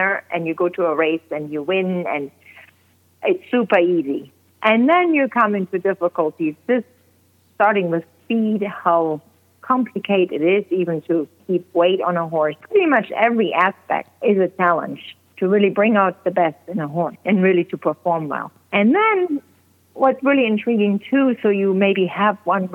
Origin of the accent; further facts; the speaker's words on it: Germany; moved away as an adult; now in Oregon, United States; I grew up in Germany